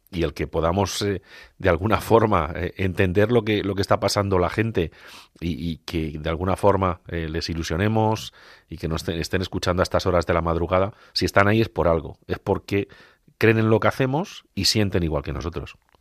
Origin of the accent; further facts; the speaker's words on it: Agudo, Castilla-La Mancha, Spain; soy hermano de una hermandad en mi pueblo en Agudo